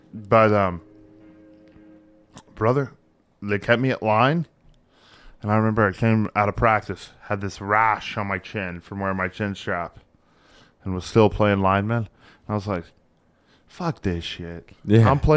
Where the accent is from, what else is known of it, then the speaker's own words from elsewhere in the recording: Texas, United States; we grew up in Texas